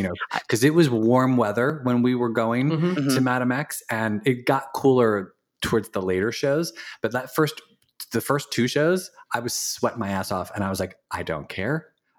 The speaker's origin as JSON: {"language": "English", "town": "Philadelphia", "region": "Pennsylvania", "country": "United States", "tie": "born or raised there", "said": "I know Philadelphia's my hometown"}